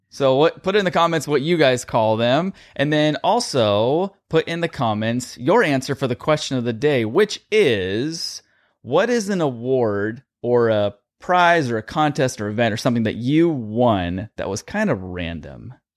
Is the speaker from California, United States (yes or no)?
yes; California, United States; born or raised there